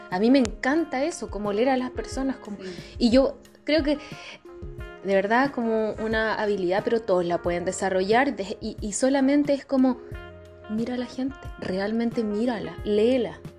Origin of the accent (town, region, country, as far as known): Chile